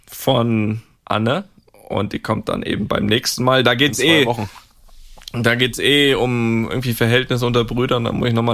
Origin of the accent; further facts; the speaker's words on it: Switzerland; nimmt es mich als Schweizer natürlich auch nimmt es